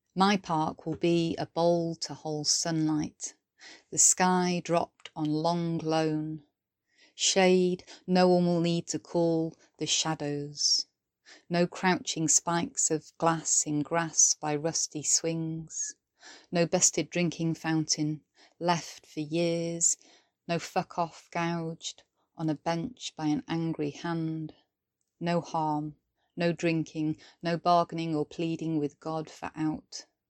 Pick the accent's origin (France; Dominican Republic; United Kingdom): United Kingdom; Welsh, Wales; now in Sheffield, United Kingdom; I'm a British Welsh poet based in Sheffield, South Yorkshire